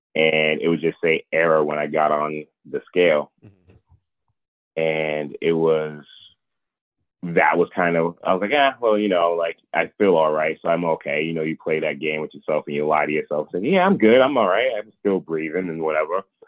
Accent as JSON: {"language": "English", "town": "Providence", "region": "Rhode Island", "country": "United States", "said": "I'm from well from Providence, Rhode Island"}